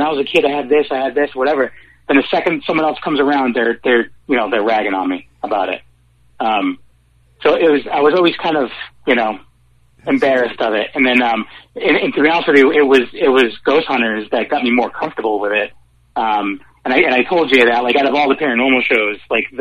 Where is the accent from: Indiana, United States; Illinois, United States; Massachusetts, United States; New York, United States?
Massachusetts, United States; Worcester; I grew up in Worcester, and like an old three-decker